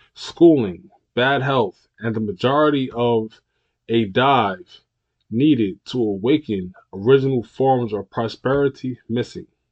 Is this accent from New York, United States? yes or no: yes; New York, United States; my hometown new york